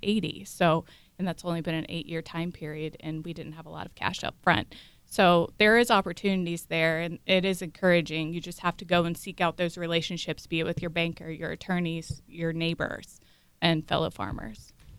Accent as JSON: {"language": "English", "area": "Brown County", "region": "Ohio", "country": "United States", "tie": "born or raised there", "moved": "yes", "lives_now": "Stark County, United States", "said": "I'm originally from Brown County, but currently residing in Stark. I grew up on a beef and tobacco farm on the Ohio River"}